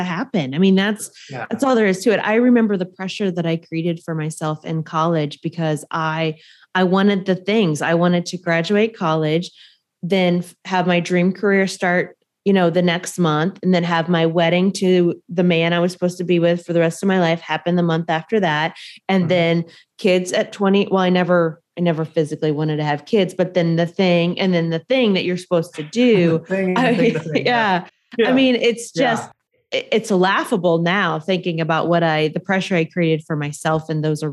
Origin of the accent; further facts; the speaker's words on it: Indiana, United States; I grew up very poor in Indiana